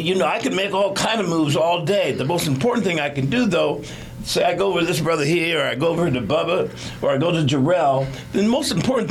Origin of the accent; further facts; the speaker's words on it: South Carolina, United States; moved away; I was born in Carolina